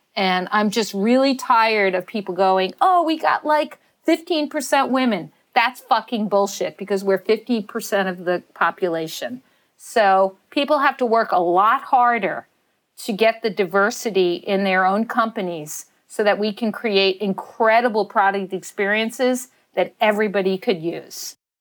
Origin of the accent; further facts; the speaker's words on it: New York City, New York, United States; a woman growing up in Staten Island